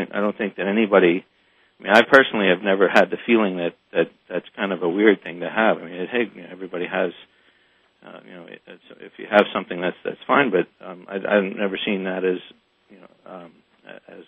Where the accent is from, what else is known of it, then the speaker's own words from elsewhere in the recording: Frederick, Maryland, United States; I'm from Frederick, Maryland